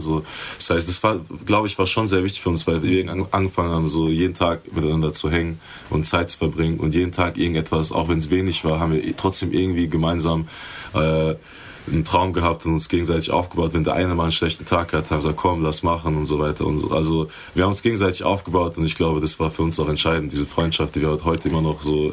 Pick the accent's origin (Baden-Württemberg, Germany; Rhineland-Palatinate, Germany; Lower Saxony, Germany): Rhineland-Palatinate, Germany; Schifferstadt; wir kommen beide aus Schifferstadt